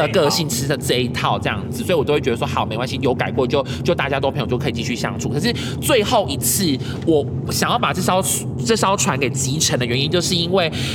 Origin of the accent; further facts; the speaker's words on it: Kaohsiung, Taiwan; 我们高雄人